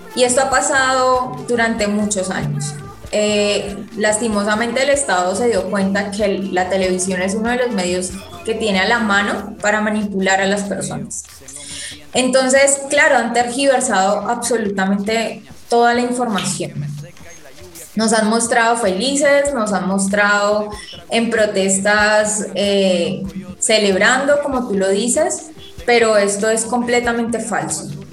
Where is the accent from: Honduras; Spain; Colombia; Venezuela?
Colombia; nos tienen subyugados como población colombiana